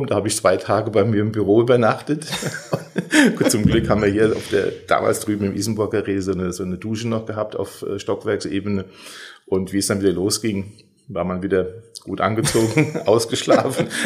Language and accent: German; Dörrebach, Rhineland-Palatinate, Germany; now in Rheinböllen, Germany; also ich wohne in Rheinböllen und bin aber äh, ja, geboren, aufgewachsen in Dörrebach. Das ist also sozusagen also auch ein Teil des gesamten Hunsrücks